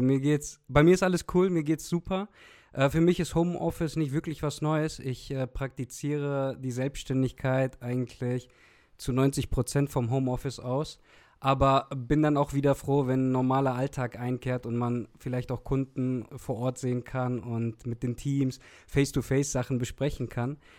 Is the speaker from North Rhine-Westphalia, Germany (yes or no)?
yes; Olpe, North Rhine-Westphalia, Germany; ich komme eigentlich aus Olpe